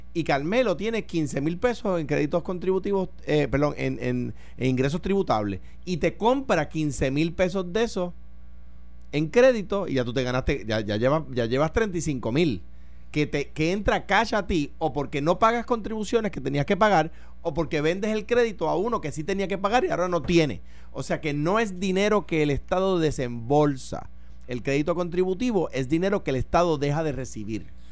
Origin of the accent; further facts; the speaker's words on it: Puerto Rico; Como puertorriqueño